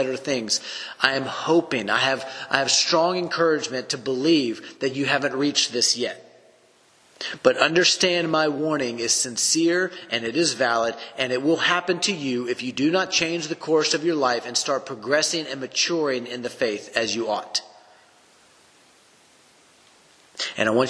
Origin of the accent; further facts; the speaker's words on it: the Bible Belt, the South, United States; growing up in the South in the Bible Belt